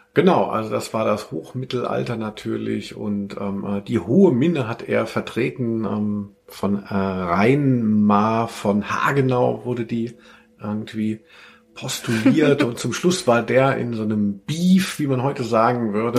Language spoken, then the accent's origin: German; Hanau, Hesse, Germany; in Hanau, äh, wo ich aufgewachsen bin